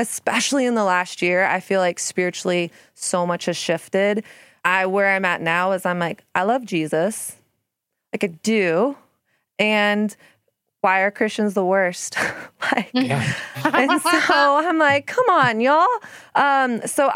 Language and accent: English; Texas, United States; also born or lived in Brooklyn; now in New York, United States; I grew up in Texas